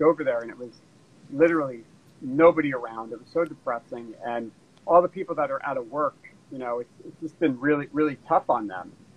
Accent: New Jersey, United States; moved away as an adult; also born or lived in Wisconsin / Washington, D.C. / New York City; now in Los Angeles, United States; I was born in New Jersey, went to college in Wisconsin

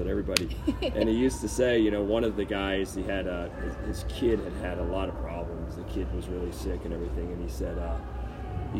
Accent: Baltimore, Maryland, United States; I was from Baltimore

